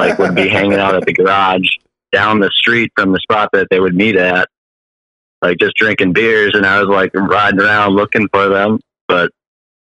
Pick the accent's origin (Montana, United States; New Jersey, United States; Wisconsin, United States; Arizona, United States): Wisconsin, United States; Milwaukee; I'm from Milwaukee.